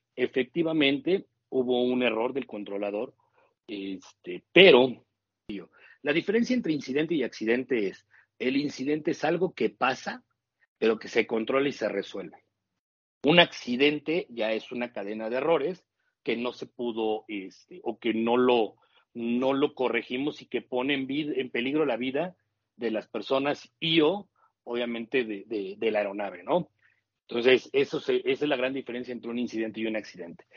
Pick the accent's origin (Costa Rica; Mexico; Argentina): Mexico; así somos los mexicanos